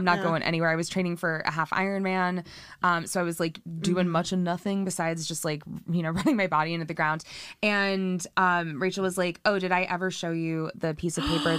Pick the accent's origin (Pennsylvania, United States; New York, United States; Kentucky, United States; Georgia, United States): New York, United States; New York City; moved away; also born or lived in West Coast; I grew up in New York City.